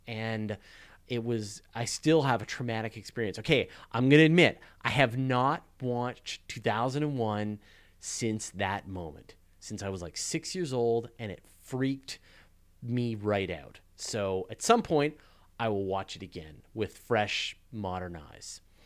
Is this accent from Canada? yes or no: yes; Canada; I'm a Canadian